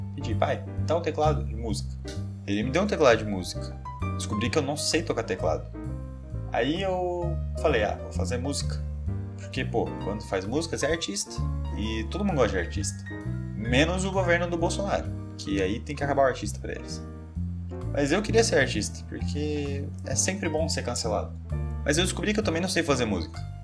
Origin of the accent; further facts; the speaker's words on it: Brazil; não sei falar francês, sou brasileiro